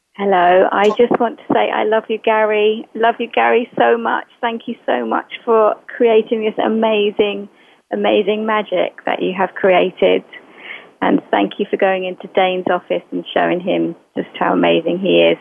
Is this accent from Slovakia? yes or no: no; England, United Kingdom; I'm English